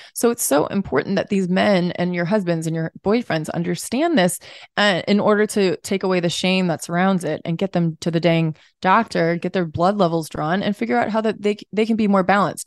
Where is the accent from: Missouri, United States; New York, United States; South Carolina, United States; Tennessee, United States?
Missouri, United States; St. Louis; we're both from Saint Louis